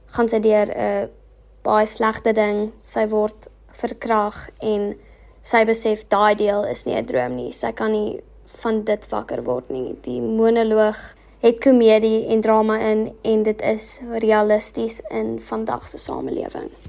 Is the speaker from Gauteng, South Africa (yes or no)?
no; Bloemfontein, Free State, South Africa; accent: English; first language English; Afrikaans is a second language; Ek kom van Bloemfontein af en bly nog my hele lewe in Bloemfontein